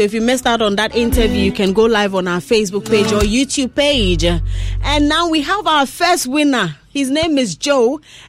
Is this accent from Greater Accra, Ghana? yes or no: no; Upper East, Ghana; I'm also from Upper East, so I could tell from the sound of my name.